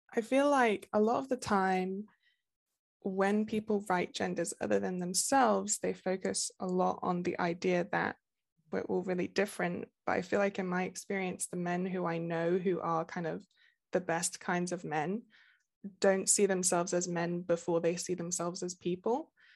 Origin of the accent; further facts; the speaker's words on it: Nottingham, East Midlands, United Kingdom; I am from the U K. I'm from Nottingham, uh, like Robin Hood.